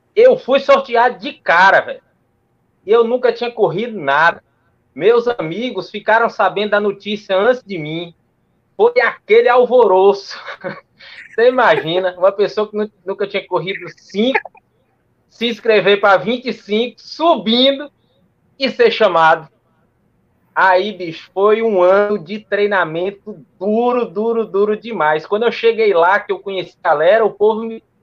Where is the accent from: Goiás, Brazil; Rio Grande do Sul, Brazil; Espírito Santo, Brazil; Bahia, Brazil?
Bahia, Brazil; Barreiras; also born or lived in Ceará; now in Cruz das Almas, Brazil; Moro em Cruz das Almas, no Recôncavo Baiano, mas sou cearense criado em Barreiras, no oeste da Bahia.